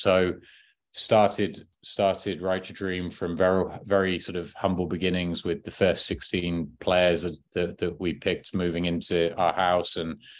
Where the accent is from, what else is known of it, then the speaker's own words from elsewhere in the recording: High Wycombe, South East England, United Kingdom; I grew up in High Wycombe, season ticket holder at Wycombe Wanderers